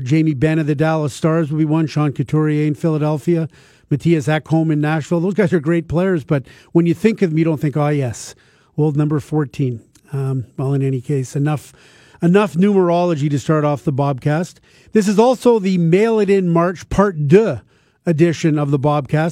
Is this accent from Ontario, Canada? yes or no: yes; Toronto, Ontario, Canada; when I was a kid growing up in Toronto in the nineteen sixties